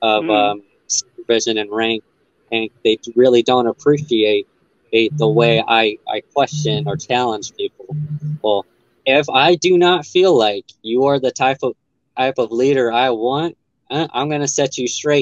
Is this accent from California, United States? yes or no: no; El Paso, Texas, United States; moved away; I'm from El Paso, right next to Juarez. I used to live just north of the border.